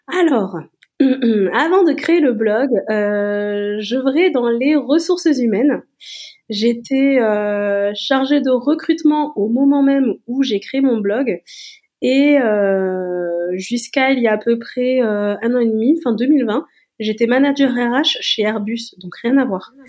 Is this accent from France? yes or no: yes; Toulouse, Occitania, France; je suis toulousaine